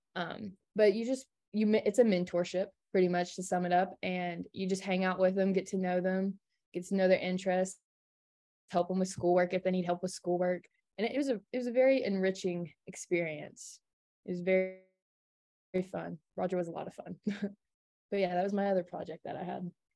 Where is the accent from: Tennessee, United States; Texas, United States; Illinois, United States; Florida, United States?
Tennessee, United States; Kingsport; I'm from Kingsport, Tennessee